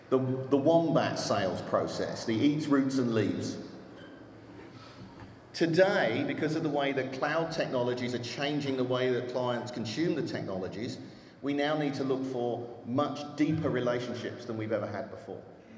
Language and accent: English; Austin, Texas, United States; and I'm from Austin, Texas, as I'm sure you can tell.